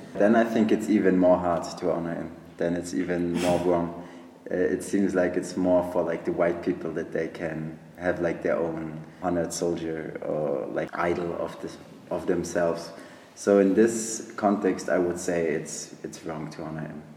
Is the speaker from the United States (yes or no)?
no; Munich, Bavaria, Germany; moved away as an adult; now in Prague, Czech Republic; I'm from Munich, Germany.